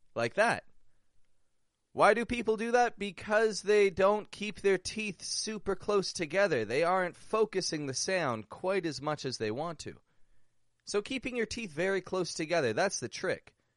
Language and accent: English; Toronto, Ontario, Canada; moved away; also born or lived in Mexico; I'm from Toronto, from Canada